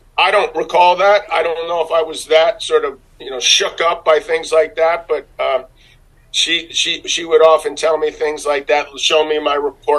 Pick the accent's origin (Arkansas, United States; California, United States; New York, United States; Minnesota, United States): New York, United States; New York City; I grew up in New York City